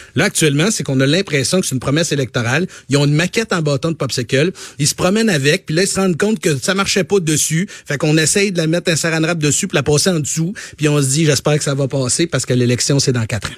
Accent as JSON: {"language": "French", "region": "Quebec", "country": "Canada", "said": "je suis du Saguenay-Lac-Saint-Jean"}